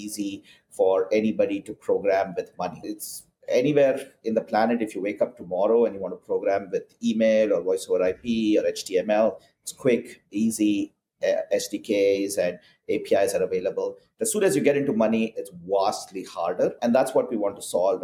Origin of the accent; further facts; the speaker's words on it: India; moved away as an adult; now in Portland, United States; I'm originally from India, and I grew up there and started my career as a software engineer